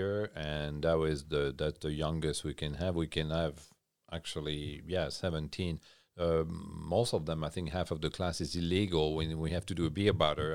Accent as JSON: {"language": "English", "area": "Champagne region", "region": "Grand Est", "country": "France", "tie": "born or raised there", "also_born_or_lived": "Switzerland", "second_language": "English", "moved": "as an adult", "lives_now": "Nova Scotia, Canada", "said": "Born and raised in France, uh, Champagne region"}